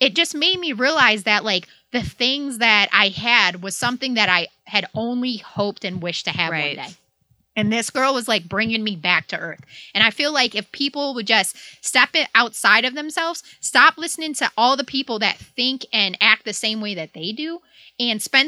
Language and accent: English; Hazel Park, Michigan, United States; I grew up in Hazel Park